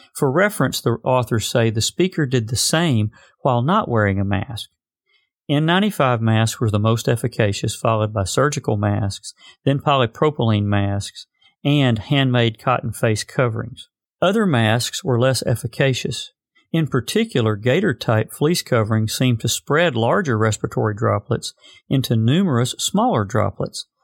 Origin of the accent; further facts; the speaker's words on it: Arkansas, United States; my home state of Arkansas